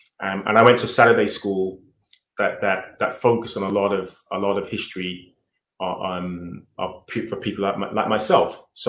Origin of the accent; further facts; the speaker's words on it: London, United Kingdom; Yeah, so I mean, I suppose, you know, given that I'm 50 years old, the 70s was a long time ago